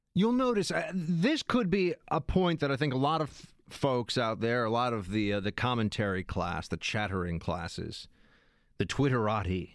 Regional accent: New York City, New York, United States; I'm from New York City

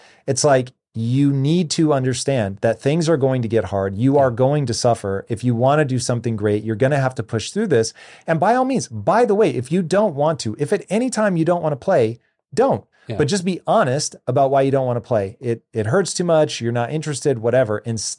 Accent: Tacoma, Washington, United States; which I grew up in Tacoma, where it's like in the winter, it's actually cold.

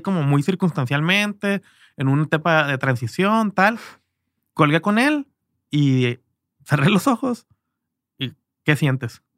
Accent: Culiacán, Sinaloa, Mexico; moved away; also born or lived in Canada; yo me fui muy temprano de Culiacán

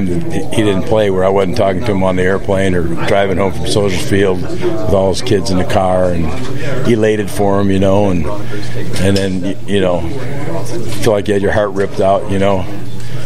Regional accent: Aurora, Illinois, United States; moved away; I grew up in Aurora

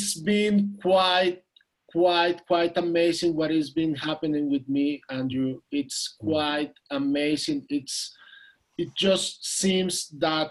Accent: Mexico City, Mexico; I'm from Mexico City. I'm here in Mexico City.

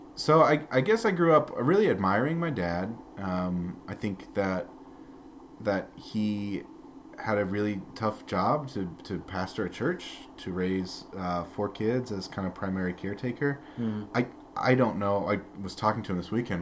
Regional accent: Peoria, Illinois, United States; also born or lived in Glasford, Illinois; when I was uh, four and a half, roughly almost five, that summer we moved to Peoria, and uh, that's where I grew up

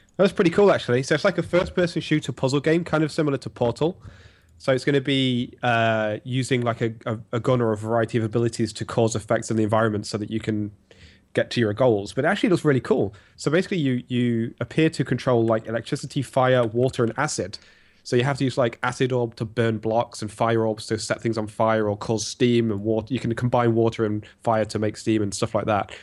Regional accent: England, United Kingdom; as an Englishman

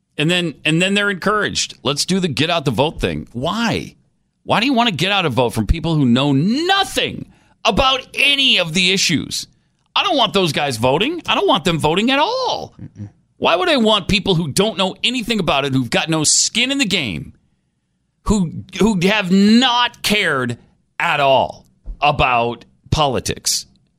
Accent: Texas, United States; And all Texan. I am so Texan.

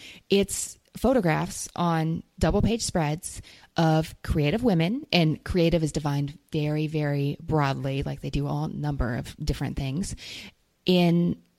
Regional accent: New York, United States; But as a New Yorker, that's your bonus pick.

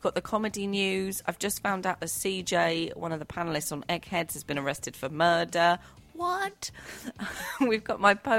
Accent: United Kingdom; I'm British and I'm half Irish.

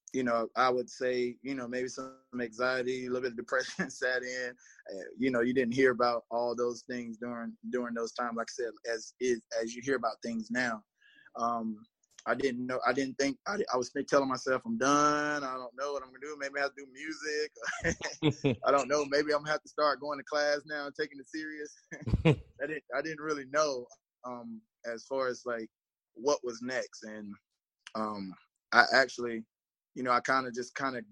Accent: Marlboro County, South Carolina, United States; I'm from Marlboro County.

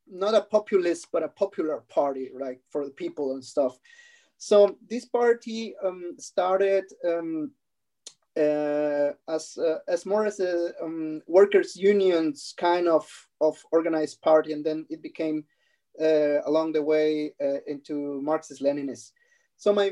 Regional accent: Mexicali, Baja California, Mexico; English is a second language; moved away as an adult; now in Germany; I come from a from a border city. It's called Mexicali, which is uh, around uh, one and a half hours away from Tijuana uh, in, at the border with San Diego. So I grew up there

